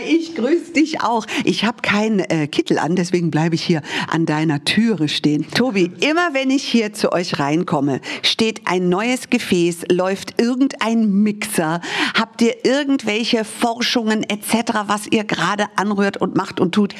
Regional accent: United States; now in Munich, Germany; ich bin Amerikanerin

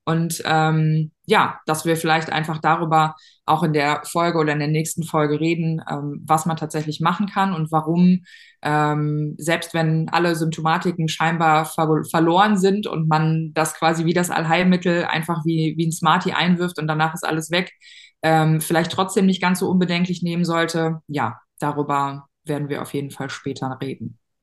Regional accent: near Cologne/Bonn, North Rhine-Westphalia, Germany; Ich komme aus der Nähe von äh, Köln, Bonn, da so die NRW-Ecke

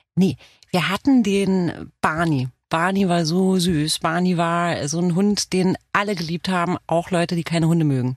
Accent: Romania; first language Romanian; German is a second language; now in Germany; aus Rumänien bin ich

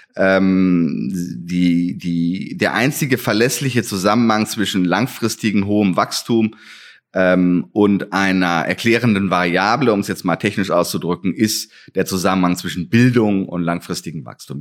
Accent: West Germany, Germany; now in Halle, Germany; dass ich ja ein Wessi bin und nicht hier ähm, aufgewachsen

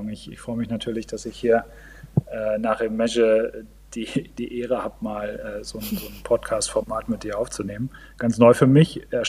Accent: Northern Germany, Germany; Also ich komme aus Norddeutschland, äh, bin, bin ähm, wohnhaft in Melle.

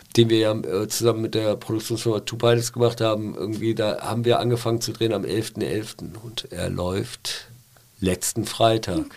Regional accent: Pulheim, North Rhine-Westphalia, Germany; moved away as an adult; also born or lived in Cologne / Berlin; Ja, weil ich Kölner bin. Also ich, ich komme aus Nippes, ich äh, äh weil die Familie kommt aus Nips. Ich bin ja in Stommeln groß geworden

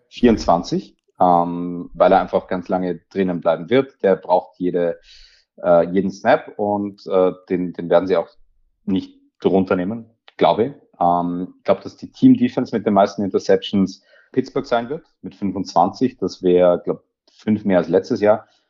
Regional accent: Austria; mich als gebürtigen Österreicher

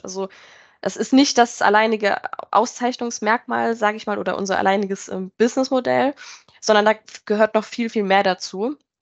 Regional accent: near Mannheim, Rhineland-Palatinate, Germany; moved away as an adult; now in near Frankfurt, Germany; ich äh, komme eigentlich aus der Pfalz, also bei Mannheim äh, in der Nähe und bin dann aber für Endcharge ähm, in die Nähe von Frankfurt gezogen

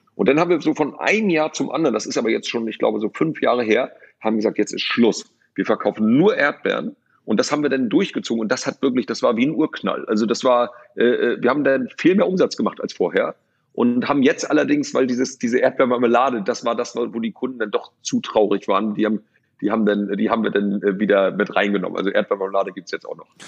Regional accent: Lübeck, Schleswig-Holstein, Germany; moved away; also born or lived in Rostock; ich bin in Lübeck geboren

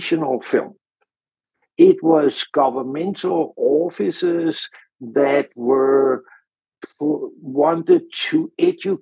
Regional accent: Denmark; I'm from Denmark originally

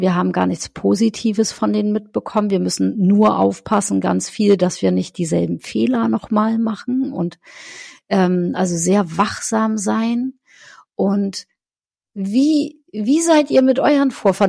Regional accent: North Frisia, Schleswig-Holstein, Germany; wo ich herkomme, aus Nordfriesland

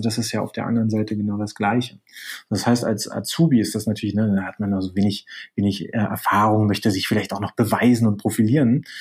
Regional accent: Berlin, Germany; moved away as an adult; also born or lived in near Alicante, Spain; now in Spain; bin gebürtiger Berliner, das ist vielleicht nur interessant, äh, lebe gerade aber äh, etwas südlich von Alicante

